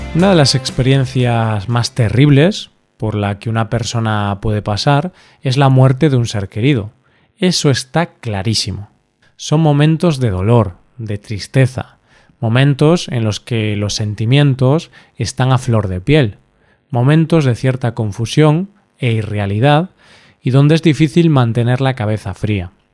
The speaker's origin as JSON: {"language": "Spanish", "region": "Galicia", "country": "Spain", "said": "Galicia, mi tierra"}